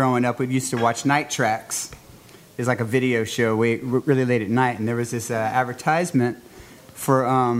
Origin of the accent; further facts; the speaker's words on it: Lafayette, Louisiana, United States; I grew up in Lafayette.